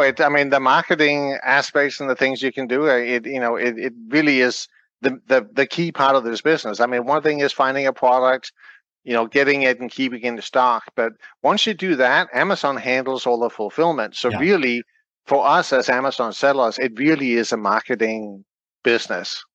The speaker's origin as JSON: {"language": "English", "country": "Denmark", "moved": "yes", "lives_now": "United States", "said": "I'm from Denmark."}